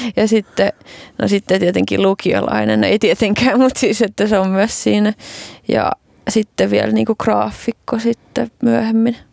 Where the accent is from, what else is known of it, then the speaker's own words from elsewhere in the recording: Kotka, Kymenlaakso, Finland; Kotkassa vuonna 1989.